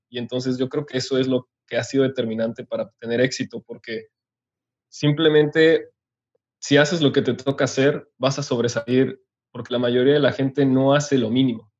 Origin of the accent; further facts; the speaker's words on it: Otumba, State of Mexico, Mexico; moved away; also born or lived in Hidalgo / Monterrey; yo nací en México, después crecí en un pequeño pueblo que se llama Otumba, en Estado de México, y de ahí nos mudamos a Hidalgo